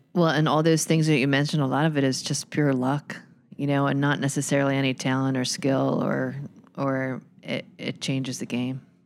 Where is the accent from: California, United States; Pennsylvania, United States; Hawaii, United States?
Pennsylvania, United States; Philadelphia; I grew up in Philadelphia, in, in the city, really, Row House, Philadelphia